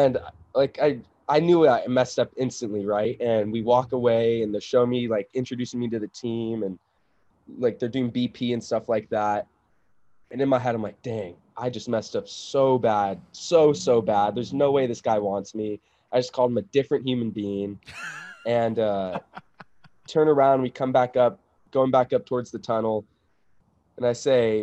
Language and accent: English; Vista, California, United States; also born or lived in San Diego, California; I grew up in San Diego